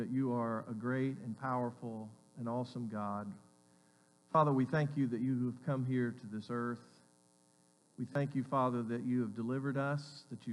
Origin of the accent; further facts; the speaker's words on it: Alabama, United States; I grew up in Alabama, so there's a lot of hick towns. Some people would refer to my hometown as a hick town